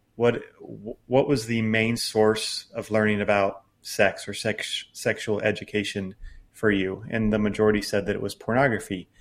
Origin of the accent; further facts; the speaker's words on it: United States; growing up in American evangelicalism